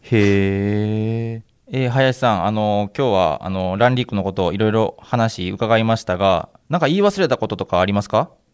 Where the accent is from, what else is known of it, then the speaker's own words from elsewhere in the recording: Uji, Kyoto, Japan; 生まれも私京都の宇治